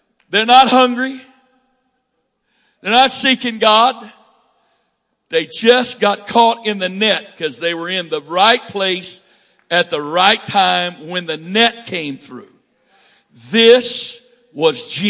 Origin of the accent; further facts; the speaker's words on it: Northwest Florida, United States; I'm from Northwest Florida, and they call that South Alabama